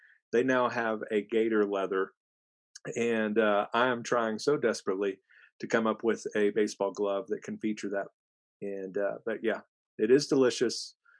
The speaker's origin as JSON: {"language": "English", "region": "Texas", "country": "United States", "said": "as a Texan"}